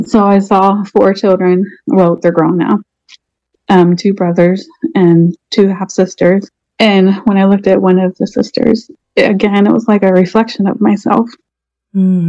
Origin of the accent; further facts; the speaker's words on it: Portsmouth, Virginia, United States; now in Orlando, United States; I live in Orlando. My hometown is Portsmouth, Virginia.